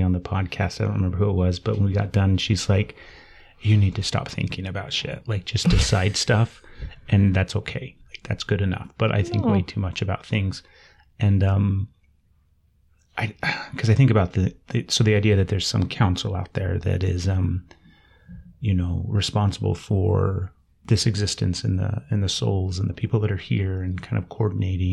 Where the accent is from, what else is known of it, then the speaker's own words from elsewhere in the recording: Utah, United States; I'm from Utah and my kids are in Utah